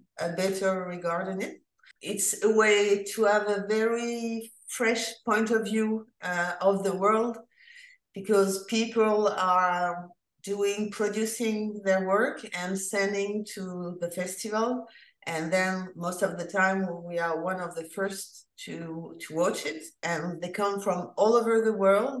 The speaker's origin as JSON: {"language": "English", "country": "France", "said": "I'm from France."}